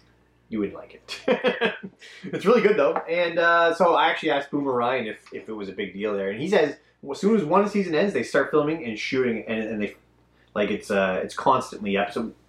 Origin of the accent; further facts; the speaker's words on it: Canada; because we're Canadian?